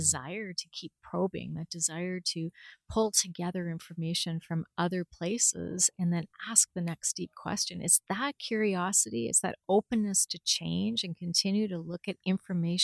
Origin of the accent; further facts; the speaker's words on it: London, Ontario, Canada; I was born in London. I love London, although I have to say I never really would have thought I'd still be here